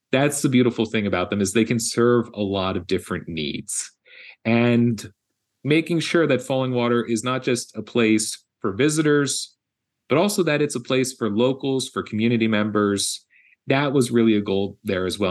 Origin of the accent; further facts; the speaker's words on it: Philadelphia, Pennsylvania, United States; moved away; my hometown of Philadelphia